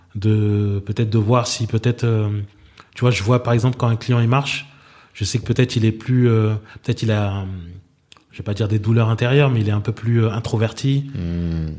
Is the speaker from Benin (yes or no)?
yes; Benin; moved away; also born or lived in Abidjan; Le Bénin est ma terre natale.